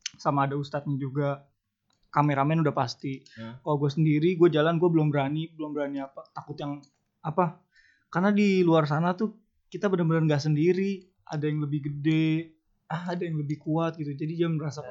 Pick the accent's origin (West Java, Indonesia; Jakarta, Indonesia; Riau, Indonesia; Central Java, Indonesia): Jakarta, Indonesia; gue dari Jakarta